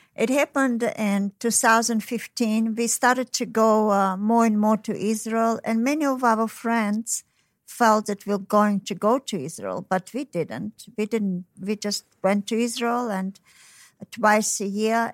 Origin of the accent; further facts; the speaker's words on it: Tashkent, Uzbekistan; moved away; I was born in Tashkent, so it's, uh, you know, Tashkent is, uh, near China and Mongolia